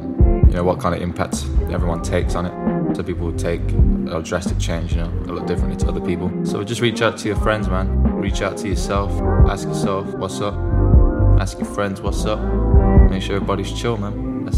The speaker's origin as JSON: {"language": "English", "town": "Birmingham", "region": "West Midlands", "country": "United Kingdom", "tie": "born or raised there", "said": "my hometown Birmingham"}